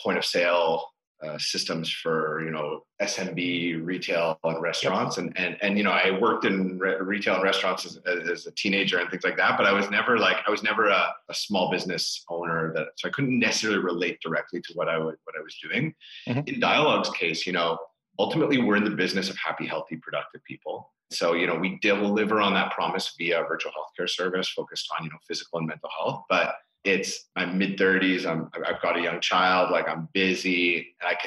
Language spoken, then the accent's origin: English; Toronto, Ontario, Canada; first language English; now in Quebec, Canada; I'm a Torontonian living in Quebec. Like I speak French, but it's not my native tongue.